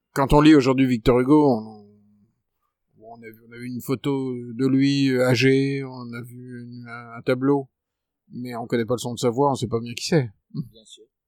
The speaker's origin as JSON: {"language": "French", "town": "Paris", "region": "Île-de-France", "country": "France", "said": "moi en tant que Parisien"}